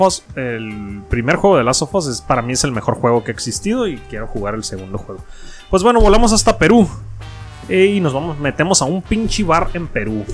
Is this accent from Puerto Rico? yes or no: no; Mexico; yo siendo mexicano